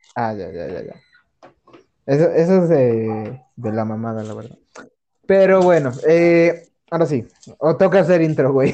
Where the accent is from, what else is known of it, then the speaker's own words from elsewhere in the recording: Mexico; como buena casa mexicana